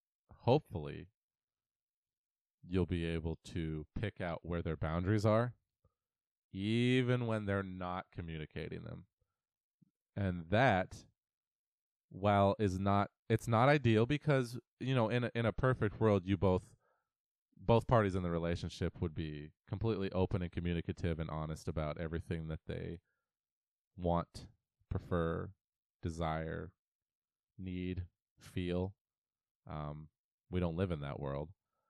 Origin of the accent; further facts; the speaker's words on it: Auburn, Washington, United States; We grew up in Auburn, Washington, together.